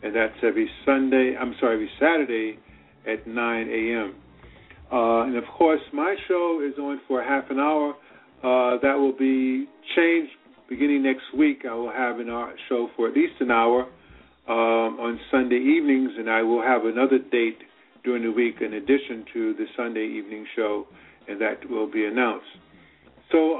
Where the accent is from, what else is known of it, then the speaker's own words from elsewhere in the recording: New York City, New York, United States; also born or lived in Petersburg, Virginia; I was born in Petersburg, Virginia, but I had my early childhood experience living in New York City